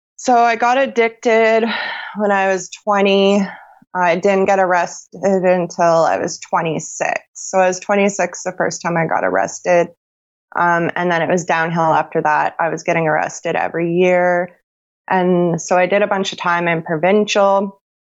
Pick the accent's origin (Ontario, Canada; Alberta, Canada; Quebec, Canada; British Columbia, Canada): Ontario, Canada; Sarnia; I'm from Sarnia, Ontario, Canada.